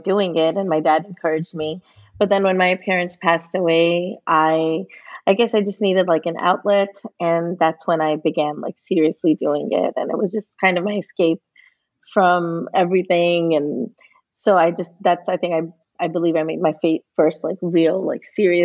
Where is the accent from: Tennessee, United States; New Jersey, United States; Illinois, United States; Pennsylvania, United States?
New Jersey, United States; we grew up in New Jersey